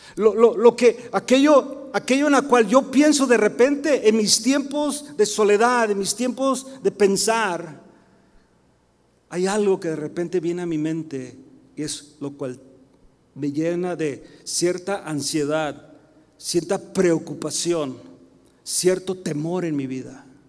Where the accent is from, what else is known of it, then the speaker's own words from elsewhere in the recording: United States; soy mexicano, 100%, ¿ok, mis hermanos? Pero nacido en Estados Unidos